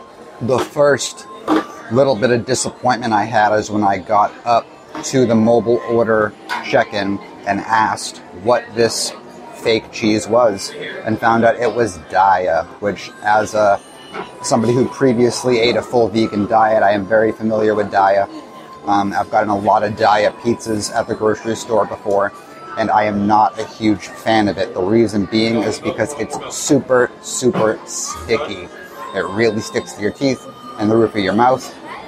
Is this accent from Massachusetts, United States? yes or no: yes; Massachusetts, United States; I come from Massachusetts. I've lived lots of other places in the country